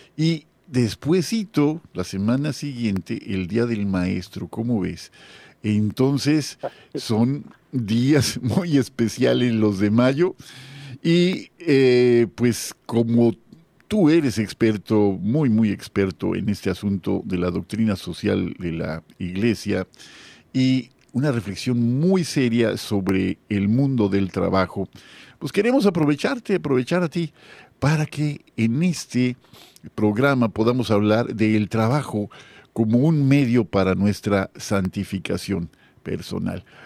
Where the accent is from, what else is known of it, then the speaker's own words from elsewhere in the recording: Guadalajara, Jalisco, Mexico; now in Mérida, Mexico; yo viví muchos años en Guadalajara, yo soy tapatío, ¿no? Pero eh, yucateco ya por adopción